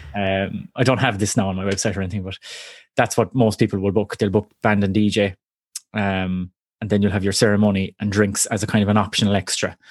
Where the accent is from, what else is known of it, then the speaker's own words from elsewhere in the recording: Cork, Munster, Ireland; also born or lived in Kerry; I'm from Cork originally